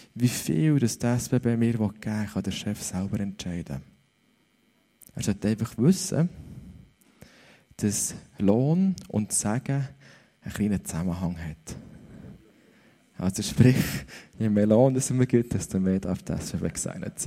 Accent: Switzerland; dass ich in der Schweiz aufgewachsen bin

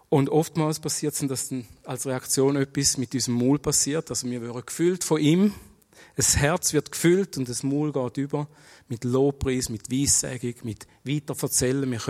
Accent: Schaffhausen, Switzerland; ich bin in Schaffhausen geboren und aufgewachsen. Ich bin in eine türkische Familie geboren worden, bin im Islam erzogen worden.

